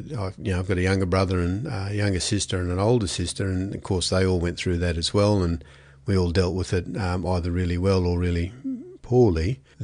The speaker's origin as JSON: {"language": "English", "town": "Brisbane", "region": "Queensland", "country": "Australia", "tie": "born or raised there", "said": "No, I was kind of grew up in Brisbane. Dad was a policeman, so he shifted every 2 to 3 years. We grew up initially in Brisbane, then North Queensland, and including a couple of years in an Aboriginal reserve"}